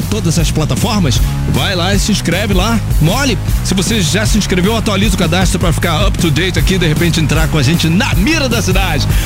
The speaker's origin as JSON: {"language": "Portuguese", "region": "Rio de Janeiro", "country": "Brazil", "said": "Sou do Rio, do Rio."}